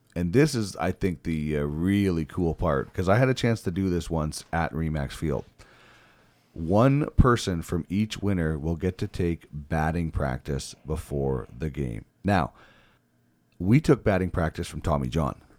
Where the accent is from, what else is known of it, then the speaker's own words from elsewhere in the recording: Brandon, Manitoba, Canada; moved away as an adult; now in Edmonton, Canada; originally born and raised in Brandon